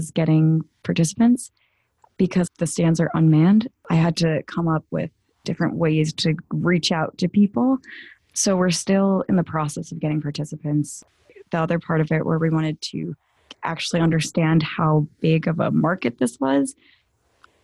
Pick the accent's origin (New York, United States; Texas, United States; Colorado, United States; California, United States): New York, United States; Long Island; I am from Long Island, New York